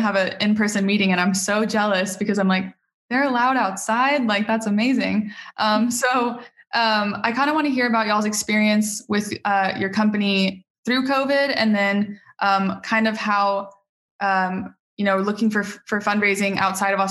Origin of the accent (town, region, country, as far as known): United States